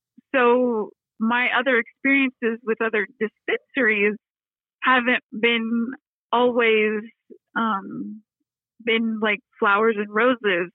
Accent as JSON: {"language": "English", "region": "Texas", "country": "United States", "moved": "yes", "lives_now": "Detroit, United States", "said": "I'm from Texas"}